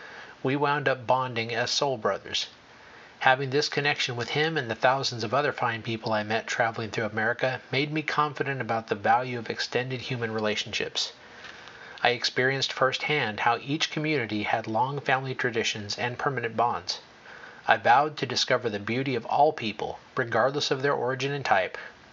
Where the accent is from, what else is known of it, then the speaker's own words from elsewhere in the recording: Phoenix, Arizona, United States; first recollection of a timeless bond with others occurred in the early 1950s when I was a child growing up in Phoenix.